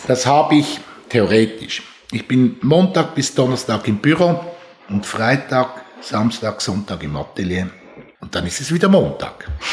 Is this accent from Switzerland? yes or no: yes; Switzerland; Bin selber in einem Haus aufgewachsen, das mit einer großen architektonischen Ernsthaftigkeit gebaut wurde. Es war das erste Haus von Eduard Neuenschwander, als er nach seinen Jahren bei Alvar Alto in die Schweiz zurückgekommen ist, hat er für meine Eltern sein erstes Haus gebaut